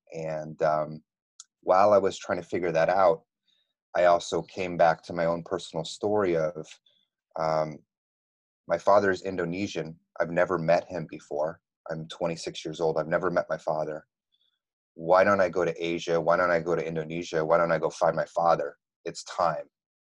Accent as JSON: {"language": "English", "region": "East Coast", "country": "United States", "tie": "born or raised there", "also_born_or_lived": "Texas", "said": "I grew up in the States, all over the East Coast, and then I went to high school and college in Texas"}